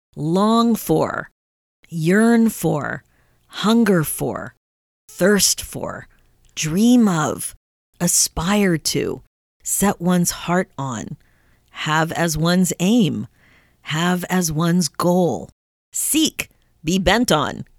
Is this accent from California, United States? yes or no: no; Pennsylvania, United States; we grew up in Pennsylvania